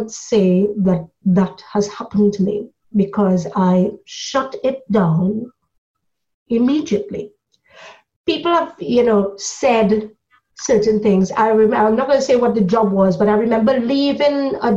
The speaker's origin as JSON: {"language": "English", "country": "Trinidad & Tobago", "moved": "as an adult", "lives_now": "United Kingdom", "said": "I come from Trinidad, and so when I came to this country, I was an adult. It was about 20 years ago, so I was 26"}